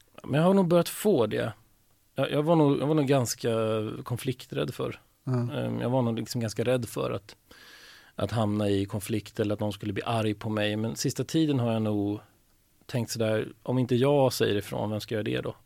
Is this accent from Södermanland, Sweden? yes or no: yes; Stigtomta, Södermanland, Sweden; moved away; Jag är uppvuxen i en liten, litet samhälle som heter Stigtomta som ligger en och en halv mil utanför Nyköping.